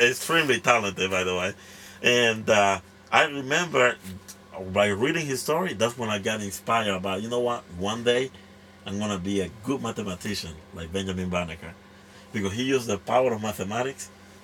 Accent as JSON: {"language": "English", "town": "La Ceiba", "region": "Atlántida", "country": "Honduras", "tie": "born or raised there", "also_born_or_lived": "Tegucigalpa, Honduras", "second_language": "English", "moved": "yes", "lives_now": "United States", "said": "I grew up in, was born and raised in La Ceiba, Honduras."}